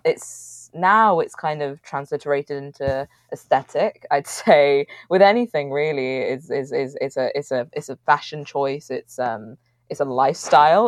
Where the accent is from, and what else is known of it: Manchester, North West England, United Kingdom; born or raised there